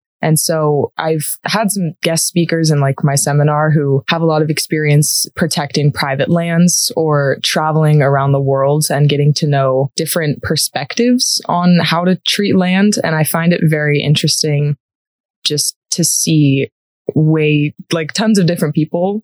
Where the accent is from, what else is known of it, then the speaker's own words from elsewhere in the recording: San Diego, California, United States; moved away as an adult; now in Colorado, United States; I am from San Diego, California